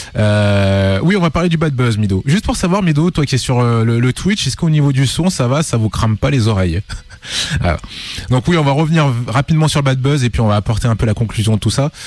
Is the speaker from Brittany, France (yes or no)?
no; Lyon, Auvergne-Rhône-Alpes, France; on est lyonnais.